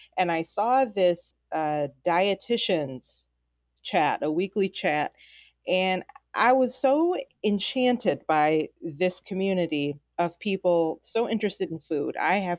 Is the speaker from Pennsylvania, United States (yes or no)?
no; Detroit, Michigan, United States; I am from Detroit, Michigan.